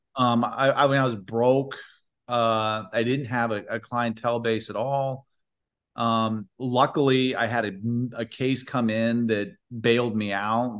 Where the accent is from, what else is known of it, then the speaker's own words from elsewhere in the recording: Indiana, United States; moved away; also born or lived in Washington; grew up in Indiana